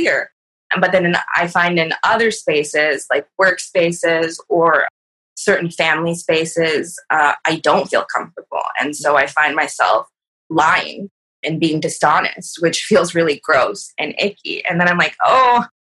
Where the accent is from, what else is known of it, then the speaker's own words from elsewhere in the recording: California, United States; now in Seattle, United States; I'm a herbalist and an artist based in Seattle. I'm from California